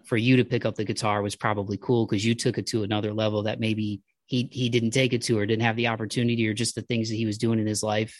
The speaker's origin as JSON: {"language": "English", "region": "Midwest", "country": "United States", "said": "I'm from the Midwest"}